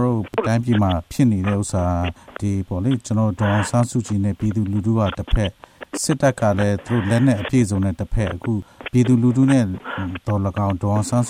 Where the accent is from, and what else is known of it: Myanmar; moved away